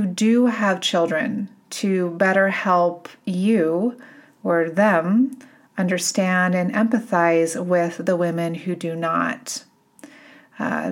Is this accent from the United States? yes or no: yes; Boulder, Colorado, United States; in my hometown here in Boulder